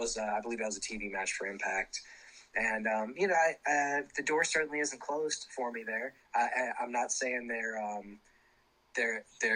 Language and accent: English; St. Louis, Missouri, United States; moved away; we were in St. Louis, which is cool for me because that's my hometown originally